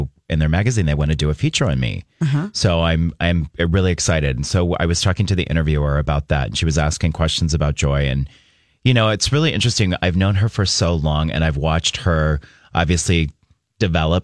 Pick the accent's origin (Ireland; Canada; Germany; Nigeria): Germany; now in Minneapolis, United States; growing up in Germany and my mother being German